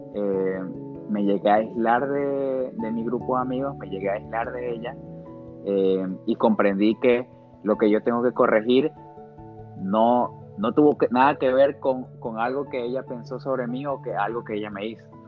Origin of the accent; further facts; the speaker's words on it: Guayaquil, Guayas, Ecuador; nosotros como guayaquileños